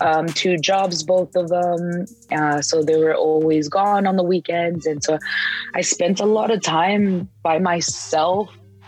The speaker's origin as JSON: {"language": "English", "town": "San Diego", "region": "California", "country": "United States", "tie": "born or raised there", "said": "In San Diego."}